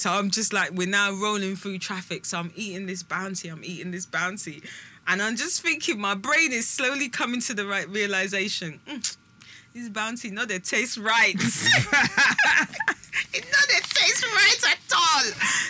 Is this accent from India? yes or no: no; United Kingdom; it's just because we're just British.